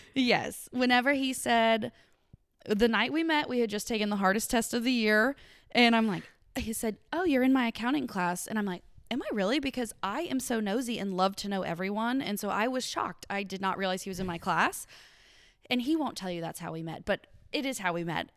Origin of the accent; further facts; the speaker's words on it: Paducah, Kentucky, United States; I am a Western Kentucky gal through and through, Paducah, Kentucky